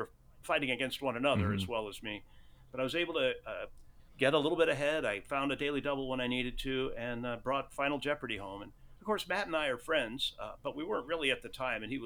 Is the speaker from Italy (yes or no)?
yes; Rome, Lazio, Italy; moved away; I was born in Rome